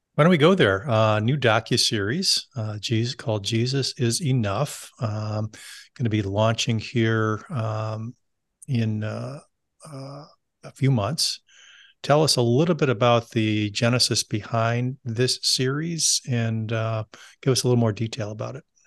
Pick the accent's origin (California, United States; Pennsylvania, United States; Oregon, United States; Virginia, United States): California, United States; I grew up in California